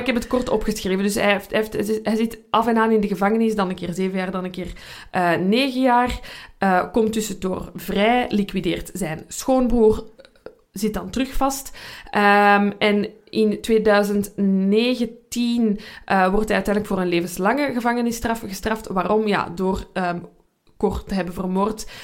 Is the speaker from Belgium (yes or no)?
yes; Belgium